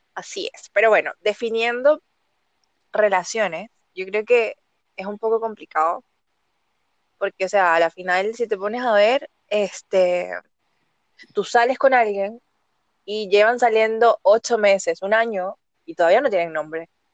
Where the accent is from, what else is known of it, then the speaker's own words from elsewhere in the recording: Venezuela; now in Chile; Yo estoy ubicada en Chile, pero soy venezolana